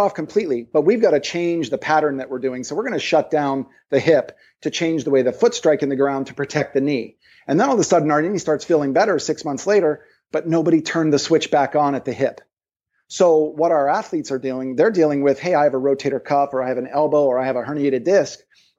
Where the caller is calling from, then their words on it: Maui, Hawaii, United States; So for example, I'm calling you from Maui.